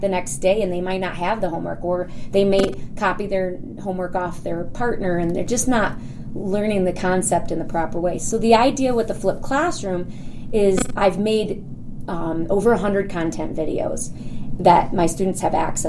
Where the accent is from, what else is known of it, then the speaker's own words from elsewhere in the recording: Rochester Hills, Michigan, United States; I am from Rochester Hills, Michigan, which is a suburb of Detroit